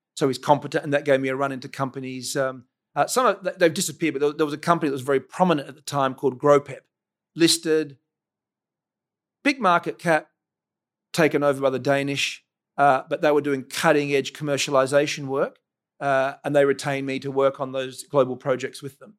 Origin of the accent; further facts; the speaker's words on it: Adelaide, South Australia, Australia; So I grew up in Seton